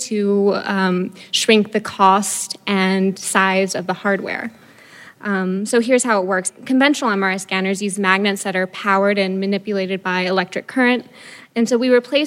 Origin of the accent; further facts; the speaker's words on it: Boston, Massachusetts, United States; I'm from Boston